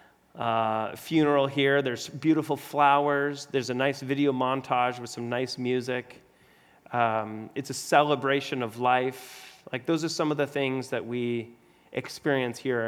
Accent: Arizona, United States; I'm born and raised in Arizona

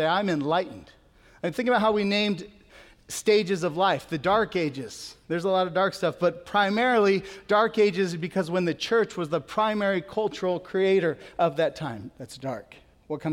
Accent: United States; we are American and we're mostly Christian

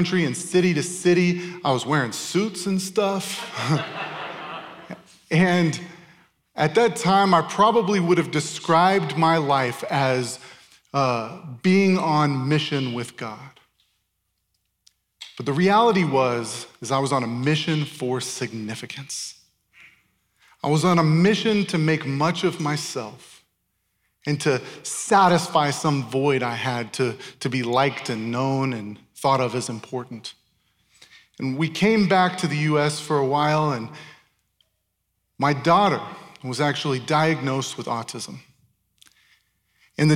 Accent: Tempe, Arizona, United States; born or raised there; moved away as an adult; also born or lived in Chandler, Arizona / Ankara, Turkey

